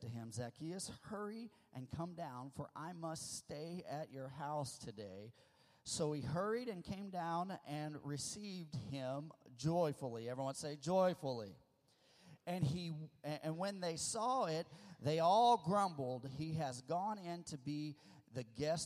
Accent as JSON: {"language": "English", "area": "the Ozarks", "region": "Missouri", "country": "United States", "tie": "born or raised there", "also_born_or_lived": "California", "moved": "yes"}